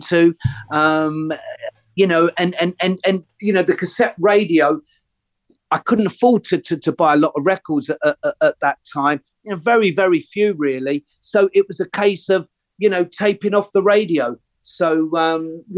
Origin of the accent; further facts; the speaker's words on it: London, United Kingdom; I grew up on the Listen Green estate, and a lot of my school pals would have grown up on the avenues just off Harrow Road